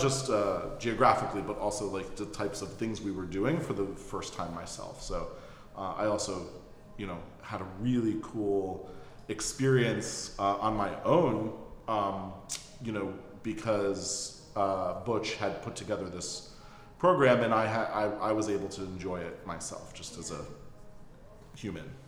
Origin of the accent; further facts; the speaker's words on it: suburb north of New York City, United States; now in Philadelphia, United States; I grew up in a suburb in mm-hmm. New York, um, north of New York City